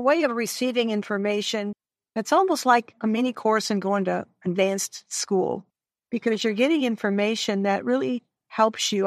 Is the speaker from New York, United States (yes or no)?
no; Detroit, Michigan, United States; I'm a northern gal. I'm from the Detroit area